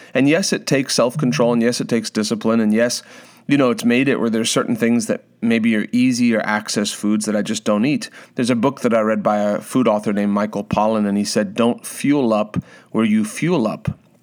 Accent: South Africa; moved away; growing up in South Africa

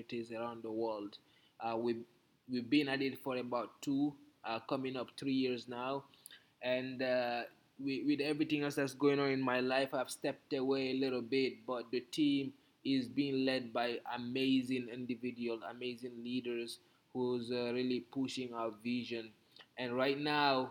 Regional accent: Guinea; moved away; also born or lived in Austin, Texas; Growing up in Guinea

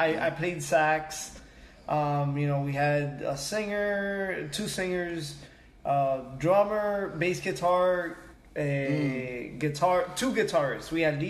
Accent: Miami, Florida, United States; because we're from Miami.

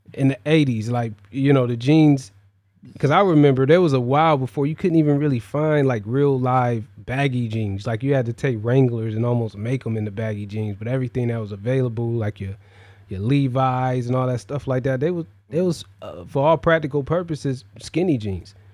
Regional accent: Cleveland, Ohio, United States; I'm from the Midwest, you know, like Cleveland

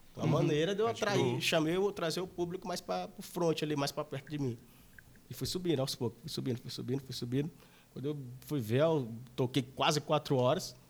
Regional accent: interior of Maranhão, Brazil; eu sou do interior, do interior do Maranhão

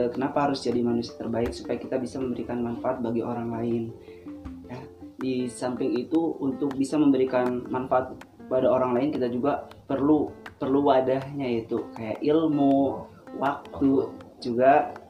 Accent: Lampung, Indonesia; now in Baleendah, Indonesia; kalau asli saya tinggal uh, asli dari Lampung.

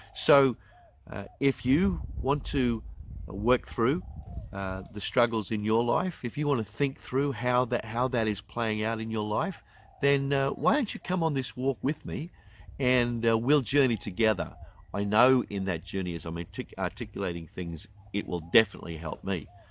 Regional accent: Australia; as an Australian

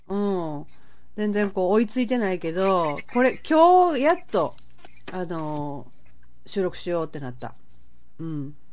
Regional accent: Osaka, Japan; 生まれたところは、こっからほんの近いところにあるから、うん、生まれ育ったところが、うん、あの、鶴見区って言って、ほんまにごく近所なの

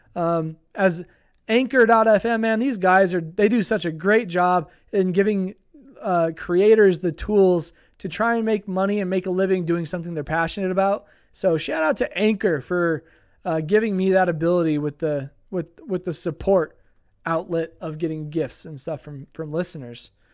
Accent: Utah, United States; here in my hometown, we're a couple hours away from a city that has the Utah Jazz. It's called Salt Lake City

